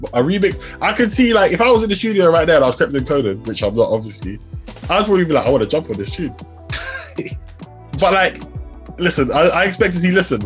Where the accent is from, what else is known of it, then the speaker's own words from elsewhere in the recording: London, United Kingdom; also born or lived in Southampton; I'm from London.